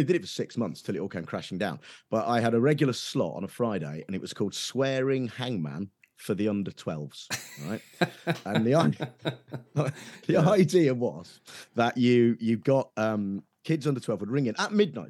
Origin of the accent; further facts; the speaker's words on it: Nuneaton, West Midlands, United Kingdom; so I grew up in Nuneaton, right in the West Midlands. And while it's not quite Birmingham, there's a sort of Birmingham edge to that accent in Nuneaton, right? So my folks are still there and they still sort of have it.